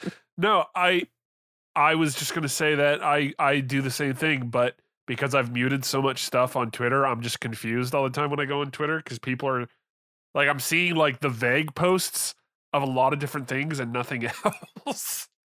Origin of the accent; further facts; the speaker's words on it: Canada; I'm from Canada